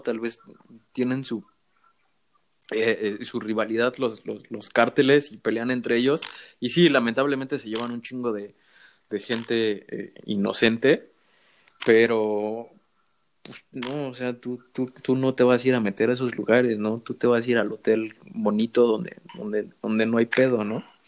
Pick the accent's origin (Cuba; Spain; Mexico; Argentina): Mexico; moved away; soy mexicano